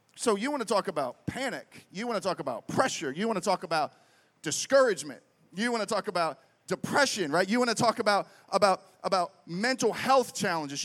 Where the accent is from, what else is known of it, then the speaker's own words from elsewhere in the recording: Pittsburgh, Pennsylvania, United States; moved away as an adult; also born or lived in Reading, Pennsylvania; I grew up in Pittsburgh